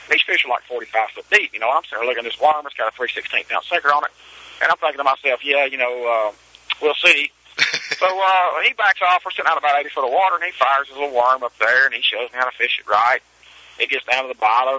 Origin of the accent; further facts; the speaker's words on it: Mississippi, United States; I grew up in Mississippi